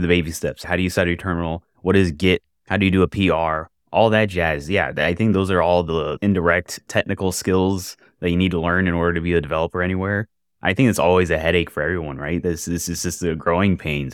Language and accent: English; Jacksonville, Florida, United States; I am from Jacksonville, Florida, software developer